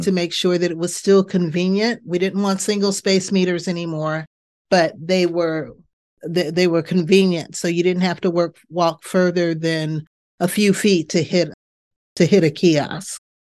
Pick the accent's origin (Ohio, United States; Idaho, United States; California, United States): California, United States; Bay Area; moved away as an adult; now in Pittsburgh, United States; I'm from the Bay Area in mm-hmm. California.